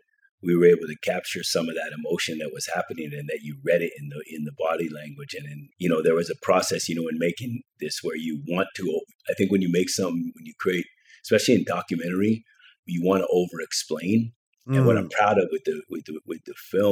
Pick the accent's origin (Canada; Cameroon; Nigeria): Canada; I grew up in Canada